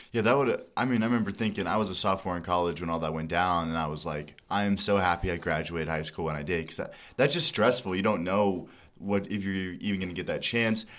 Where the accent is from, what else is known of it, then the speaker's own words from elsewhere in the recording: Dallas, Texas, United States; moved away as an adult; now in Lincoln, United States; I'm from Dallas